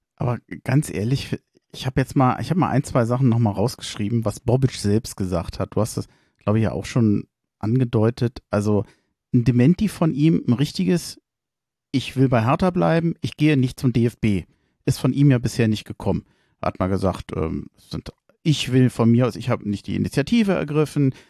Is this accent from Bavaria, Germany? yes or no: no; Berlin, Germany; als Berliner